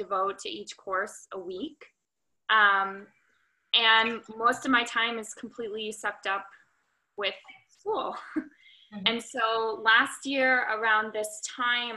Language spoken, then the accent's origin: English; United States; now in Santa Monica, United States; I currently live in Santa Monica, California, although I'm from Washington, D.C., or Maryland originally.